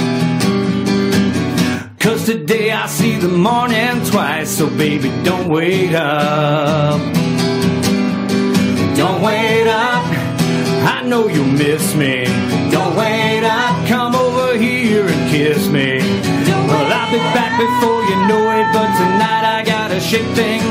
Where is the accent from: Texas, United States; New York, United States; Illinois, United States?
Illinois, United States; Mattoon; moved away as an adult; also born or lived in Atlanta; I moved back home with my parents in a small town called Mattoon, Illinois, which is a town of about 20,000 people